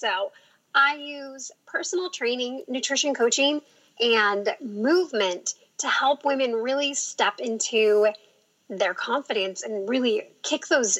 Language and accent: English; Sacramento, California, United States; moved away as an adult; now in Portland, United States; So I grew up in Sacramento, California.